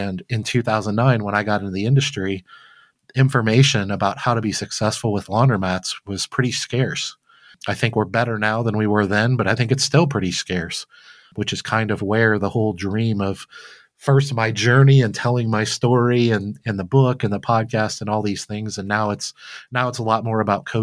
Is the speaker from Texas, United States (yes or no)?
no; Flint, Michigan, United States; I grew up very poor in Flint, Michigan as a young kid